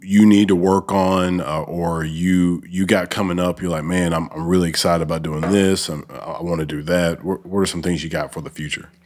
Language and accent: English; Alabama, United States; also born or lived in North Dakota; now in Memphis, United States; I'm from Alabama and I was in the military, lived in North Dakota, and then, um, now I'm living here.